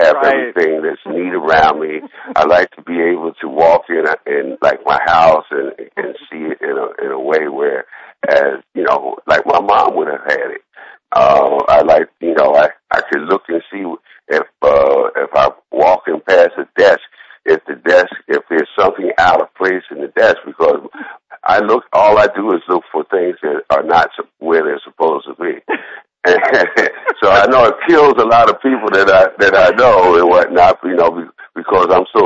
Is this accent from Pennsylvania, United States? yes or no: yes; Philadelphia, Pennsylvania, United States; growing up in Philadelphia, there was a lady who lived on my block.